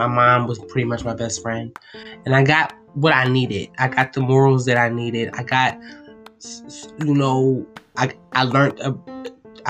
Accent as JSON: {"language": "English", "town": "Philadelphia", "region": "Pennsylvania", "country": "United States", "said": "I'm from Philadelphia."}